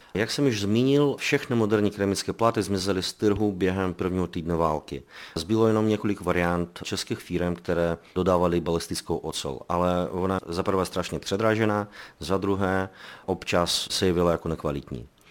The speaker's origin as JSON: {"language": "Czech", "country": "Belarus", "moved": "yes", "lives_now": "Prague, Czechia", "said": "my jsme původem z Běloruska, ze země agresora"}